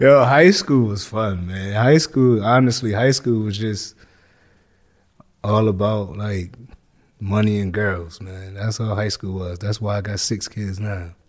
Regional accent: Hartford, Connecticut, United States; also born or lived in New Jersey; I was born in New Jersey, and I was raised in Hartford, Connecticut

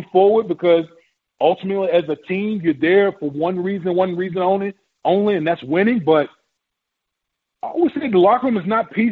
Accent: Richmond, Virginia, United States; that was a crazy crazy time in the '60s growing up in Richmond

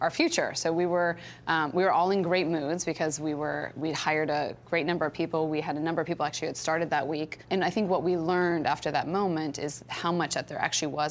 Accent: Stanford, California, United States; I grew up on Stanford campus

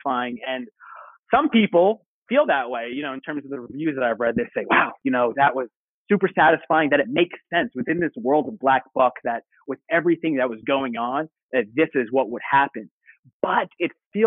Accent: Long Island, New York, United States; I'm originally from Long Island.

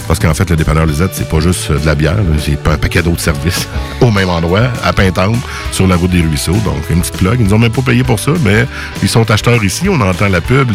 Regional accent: Lévis, Quebec, Canada; Je viens de Lévis, Saint-David

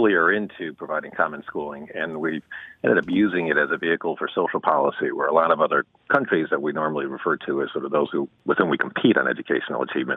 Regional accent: New York, United States; I'm actually a New Yorker

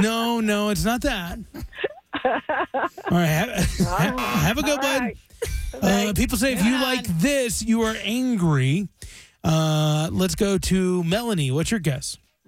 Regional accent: Roanoke, Virginia, United States; moved away; back in my hometown of Roanoke, Virginia

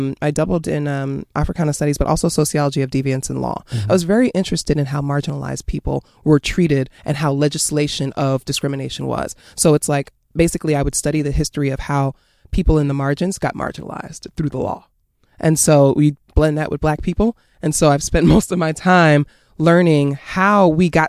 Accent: New York City, New York, United States; also born or lived in Queens / Bronx; I am from New York City. I was born in Queens

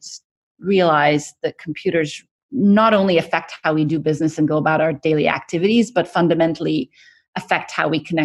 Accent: Egypt; moved away as an adult; also born or lived in Cairo, Egypt / Kuwait; now in United States; So I grew up in the Middle East. I'm originally from Egypt.

